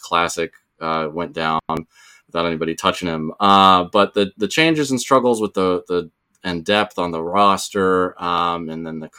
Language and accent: English; Colorado, United States; moved away; I grew up out west in Colorado for a while